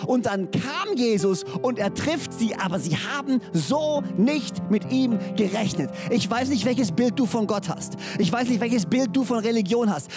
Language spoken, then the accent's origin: German; Böhringen, Baden-Württemberg, Germany; now in Orsingen, Germany; ich bin in Böhringen groß geworden und lebe jetzt in Orsingen.